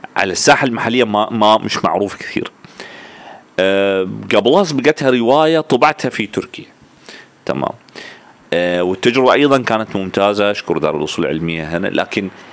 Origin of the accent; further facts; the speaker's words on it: Sudan; كوني ألبينو وسوداني في نفس الوقت